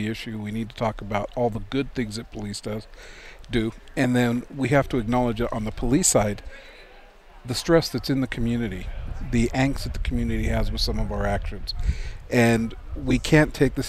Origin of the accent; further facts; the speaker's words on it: Tucson, Arizona, United States; I grew up in Tucson.